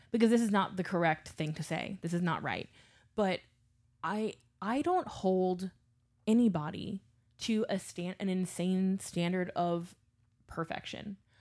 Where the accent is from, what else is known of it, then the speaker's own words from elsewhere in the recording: Baton Rouge, Louisiana, United States; also born or lived in New Orleans; I grew up in Baton Rouge, Louisiana. I grew up in suburbia